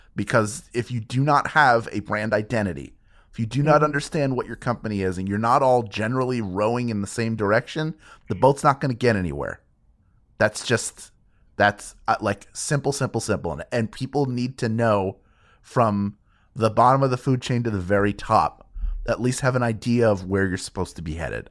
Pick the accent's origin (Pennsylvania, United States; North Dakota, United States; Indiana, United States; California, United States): Pennsylvania, United States; Philadelphia; It's my hometown